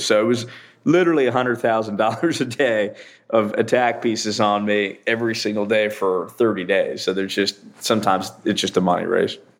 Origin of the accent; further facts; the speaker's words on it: Central Florida, United States; also born or lived in New York; I'm from Central Florida. I grew up here in Central Florida. I was born in New York, but moved here when I was a kid